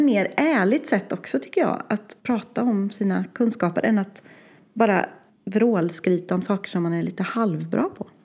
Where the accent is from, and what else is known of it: Värmland, Sweden